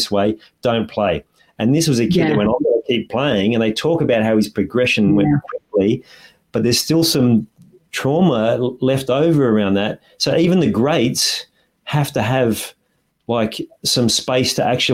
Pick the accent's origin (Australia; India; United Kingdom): Australia; as an Aussie